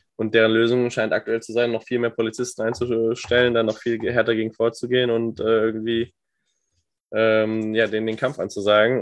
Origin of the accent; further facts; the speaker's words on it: Germany; als Deutscher